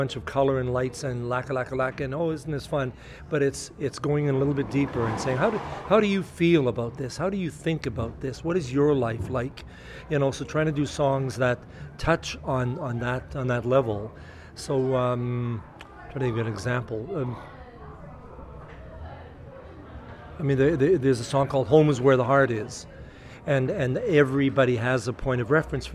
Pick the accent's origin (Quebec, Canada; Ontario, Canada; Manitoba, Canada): Manitoba, Canada; Winnipeg; from Winnipeg, from my hometown.